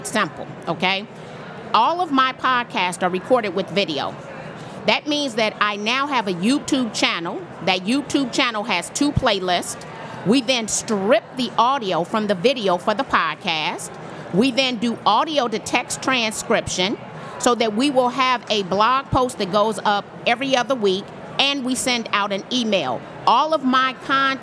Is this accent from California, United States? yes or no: no; Chicago, Illinois, United States; I'm from Chicago